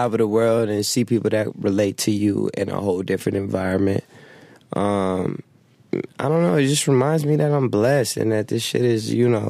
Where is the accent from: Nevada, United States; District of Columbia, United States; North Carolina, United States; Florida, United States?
Nevada, United States; Las Vegas; also born or lived in Flint, Michigan; I grew up in Vegas. You know what I mean? That's what I know. That's where I was raised. That's where I'm from.